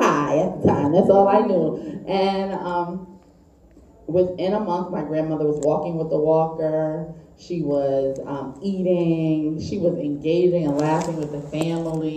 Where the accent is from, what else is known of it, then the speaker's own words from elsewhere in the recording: New Haven, Connecticut, United States; I'm from New Haven, Connecticut. So I'm your neighbor, you Massachusetts folks.